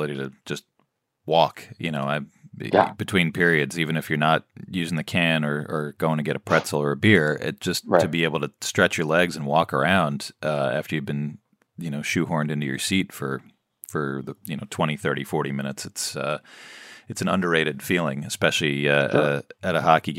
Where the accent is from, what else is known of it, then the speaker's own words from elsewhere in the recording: New York City, New York, United States; I grew up near Madison Square Garden